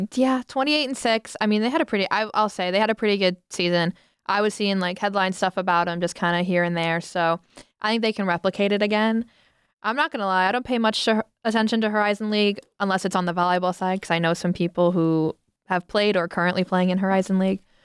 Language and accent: English; Toledo, Ohio, United States; I'm from Toledo